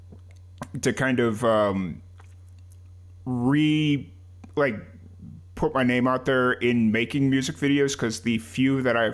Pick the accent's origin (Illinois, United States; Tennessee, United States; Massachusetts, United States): Illinois, United States; Chicago; now in Central Texas, United States; I grew up in Chicago